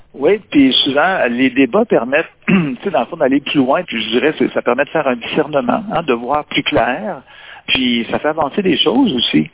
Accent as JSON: {"language": "French", "region": "Quebec", "country": "Canada", "said": "Ici, chez nous au Québec"}